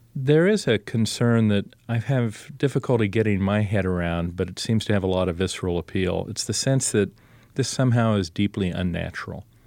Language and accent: English; Columbus, Ohio, United States; I was born in Columbus, Ohio